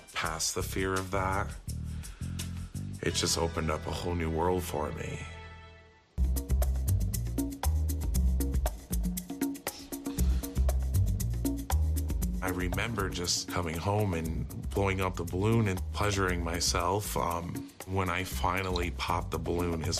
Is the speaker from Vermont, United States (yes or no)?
yes; Rutland, Vermont, United States; I was born and raised in Rutland, Vermont. I've lived here for 25 years